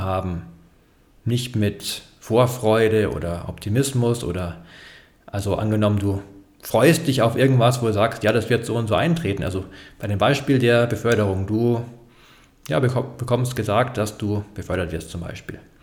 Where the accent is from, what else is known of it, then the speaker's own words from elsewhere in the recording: Bavaria, Germany; für mich als Bayer